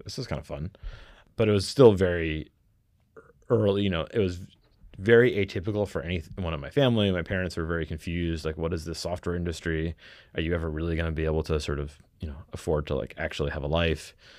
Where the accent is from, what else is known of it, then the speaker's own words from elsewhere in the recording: Connecticut, United States; also born or lived in New York; I grew up in mostly Connecticut, a little bit of stints in New York, uh, largely Connecticut